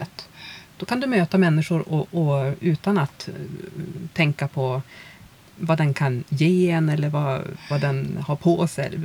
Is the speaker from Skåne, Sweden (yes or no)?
no; Umeå, Västerbotten County, Sweden; moved away as an adult; Jag är ju från Umeå